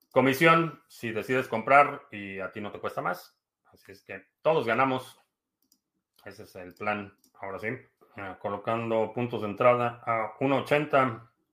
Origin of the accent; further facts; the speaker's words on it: Mexico; now in United States; Soy de México, sí, soy de México, pero vivo en Estados Unidos desde hace